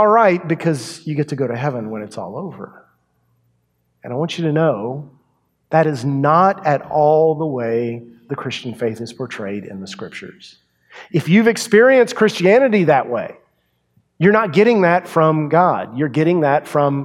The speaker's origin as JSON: {"language": "English", "town": "Yoakum", "region": "Texas", "country": "United States", "tie": "born or raised there", "said": "my hometown, Yoakum, Texas"}